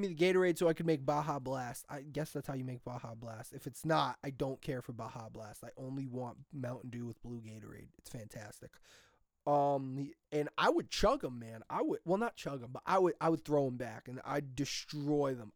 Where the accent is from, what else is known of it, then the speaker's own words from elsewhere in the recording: New Milford, United States; my hometown, New Milford